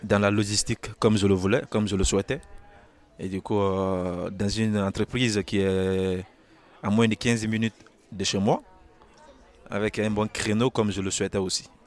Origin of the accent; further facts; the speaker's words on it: Guinea; now in France; Je viens de la Guinée